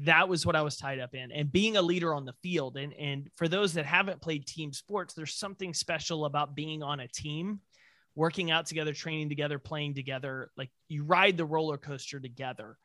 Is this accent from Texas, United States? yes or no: yes; Texas, United States; being a Texan